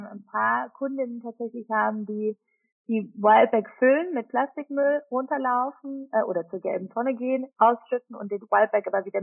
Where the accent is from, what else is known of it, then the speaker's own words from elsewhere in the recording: Switzerland; Ähm, bin Schweizerin, dadurch gibt es immer um Weihnachten rum äh, leider sehr viel Käse.